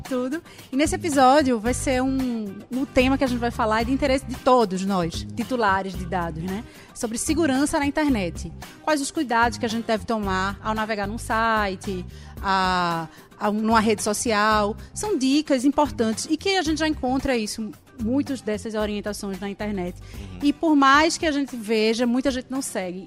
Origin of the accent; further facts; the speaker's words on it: Brazil; eu, como brasileira